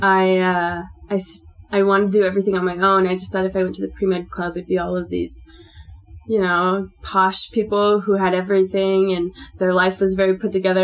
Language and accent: English; Northern Virginia, United States; moved away as an adult; now in Provo, United States; I'm from Virginia, Northern Virginia